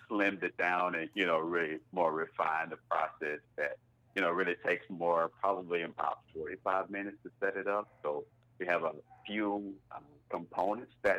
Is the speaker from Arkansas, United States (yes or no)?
yes; Wynne, Arkansas, United States; moved away as an adult; now in Northwest Arkansas, United States; I'm from Eastern Arkansas, a small place called Wynn, Arkansas